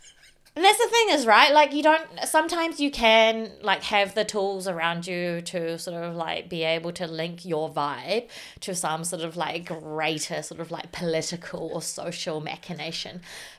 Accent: Whanganui, Manawatū-Whanganui, New Zealand; Because I grew up in Whanganui. And, like, there are writers there.

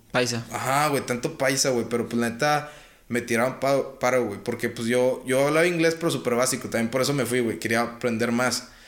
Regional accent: Mexico; moved away; also born or lived in United States; era el mexicano

